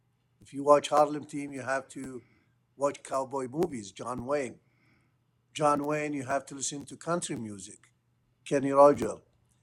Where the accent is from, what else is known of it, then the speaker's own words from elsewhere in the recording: Mosul, Nineveh, Iraq; moved away; Okay, so born and raised in Mosul, north of Iraq, born in 1964.